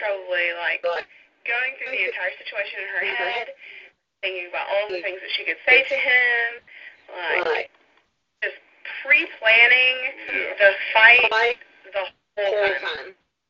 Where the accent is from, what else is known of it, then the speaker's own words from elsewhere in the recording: the South, United States; If you can't tell, we're from the South.